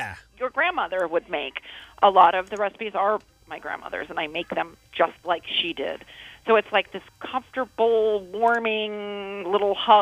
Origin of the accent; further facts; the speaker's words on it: Toledo, Ohio, United States; moved away as an adult; Toledo, born and raised.